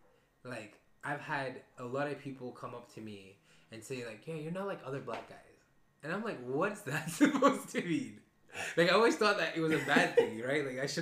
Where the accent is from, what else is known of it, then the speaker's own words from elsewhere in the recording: Zambia; also born or lived in Belgium / Tanzania; So I'm Zambian Tanzanian, right? And I was born in Belgium. So for some reason, my accent got lost in... because I went back to Zambia and I lived there for 6 years of my life. Then I came back to Belgium and I had the most African accent.